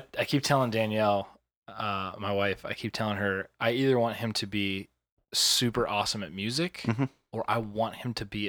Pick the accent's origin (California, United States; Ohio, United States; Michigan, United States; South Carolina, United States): Ohio, United States; So that just makes me more proud that I'm from Ohio.